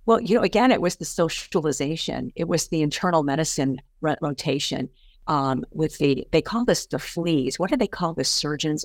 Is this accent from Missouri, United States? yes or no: yes; St. Louis, Missouri, United States; I grew up in Saint Louis, Missouri, on the, uh, southwest, west side of the city